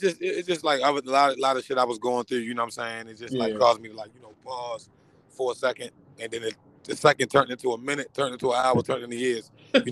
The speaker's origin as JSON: {"language": "English", "town": "Baltimore", "region": "Maryland", "country": "United States", "tie": "born or raised there", "said": "I'm from Northeast Baltimore. You know what I'm saying? I got a lot of ties with the whole East Baltimore, some West, but I'm originally from Northeast Baltimore"}